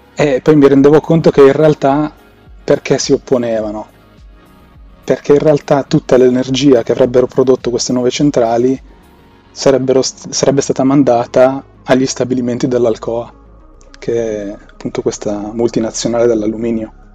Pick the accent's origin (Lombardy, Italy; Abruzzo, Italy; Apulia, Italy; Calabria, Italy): Lombardy, Italy; Milan; Sono un tizio normalissimo di Milano che ha superato i 30